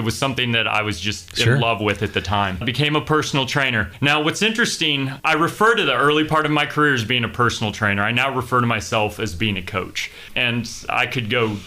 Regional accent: Illinois, United States; moved away as an adult; also born or lived in Middle Tennessee; now in Hendersonville, United States; both my wife and I, we pretty much born and raised in Illinois

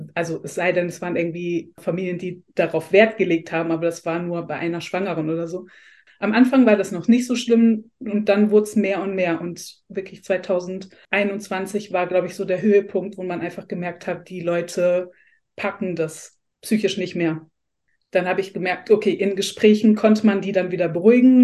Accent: Essen, North Rhine-Westphalia, Germany; ich komme aus Essen

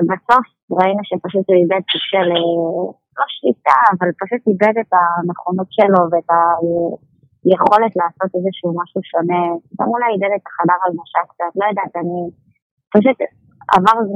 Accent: Beersheba, Southern District, Israel; אני, אני באר שבעית

